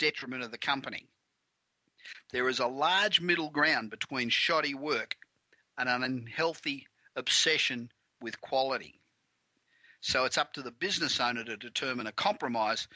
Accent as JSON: {"language": "English", "town": "Melbourne", "region": "Victoria", "country": "Australia", "tie": "born or raised there", "moved": "as an adult", "lives_now": "Los Angeles, United States", "said": "I've been here 25 years, but originally from Melbourne"}